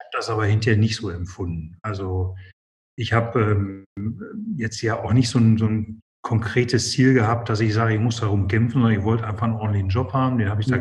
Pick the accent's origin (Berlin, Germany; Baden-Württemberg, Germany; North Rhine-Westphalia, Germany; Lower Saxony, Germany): North Rhine-Westphalia, Germany; Essen; mich ist Ruhrgebiet meine Heimat und bin in Essen geboren und groß geworden